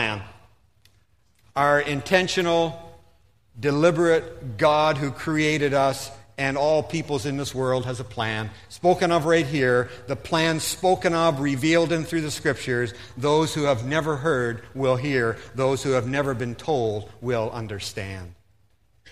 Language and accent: English; Stouffville, Ontario, Canada; moved away as an adult; also born or lived in Philippines; I grew up in Stouffville, Ontario